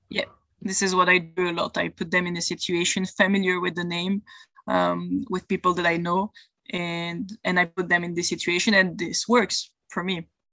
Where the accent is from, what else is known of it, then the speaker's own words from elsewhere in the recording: Belgium; I'm from Belgium and I live there in Europe